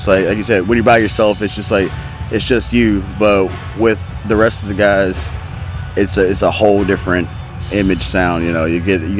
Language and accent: English; Oakdale, Louisiana, United States; born or raised there